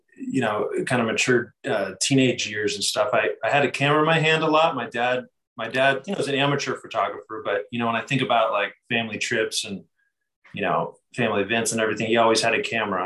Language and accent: English; San Diego, California, United States; I'm from San Diego, California, so not too far away from where we are now